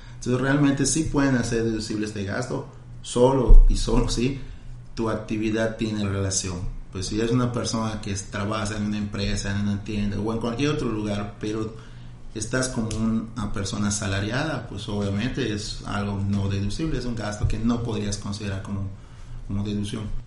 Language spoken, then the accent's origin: Spanish; Mexico; Como buenos mexicanos